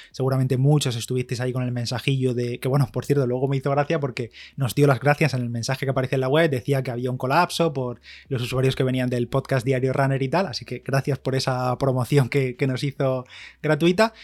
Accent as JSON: {"language": "Spanish", "country": "Spain", "said": "soy de España"}